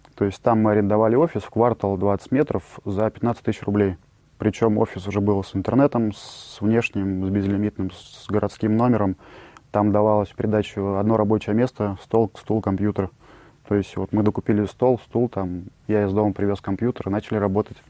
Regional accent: Tomsk, Tomsk Oblast, Russia; moved away as an adult; now in Sochi, Russia; Родился я в Томске. В Томске создал сначала интернет-компании

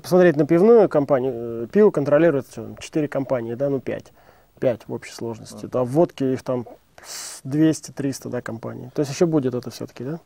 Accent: Leninsk-Kuznetsky, Kemerovo Oblast, Russia; Я родился и вырос в Кемеровской области, в Ленинск-Кузнецком

